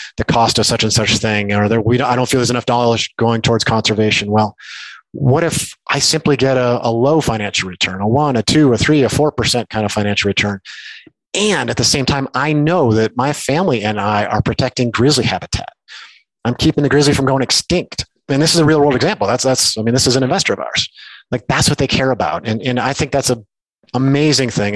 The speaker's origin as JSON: {"language": "English", "region": "Minnesota", "country": "United States", "tie": "born or raised there", "also_born_or_lived": "Cody, Wyoming", "said": "I grew up in Minnesota, but my family bought a place in Cody, Wyoming, uh, when I was a middle school or something like that. So that became really my my home as I grew up"}